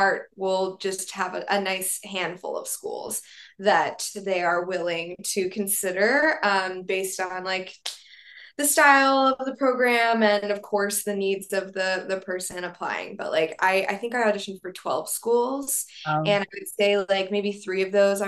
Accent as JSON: {"language": "English", "town": "Kansas City", "country": "United States", "tie": "born or raised there", "said": "my hometown, Kansas City"}